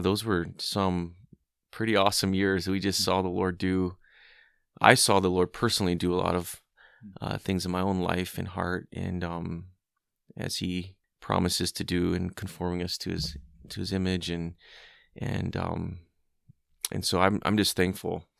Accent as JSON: {"language": "English", "region": "Hawaii", "country": "United States", "tie": "born or raised there", "said": "I grew up in Hawaii"}